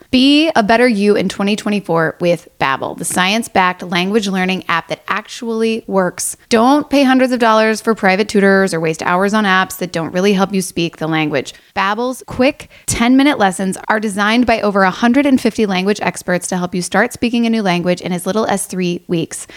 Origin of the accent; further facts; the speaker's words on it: Louisville, Kentucky, United States; moved away as an adult; now in Los Angeles, United States; Growing up in Louisville, I have two brothers